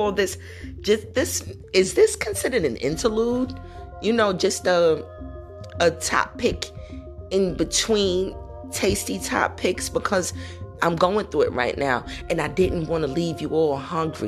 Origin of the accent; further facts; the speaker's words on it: New York City, New York, United States; growing up in New York City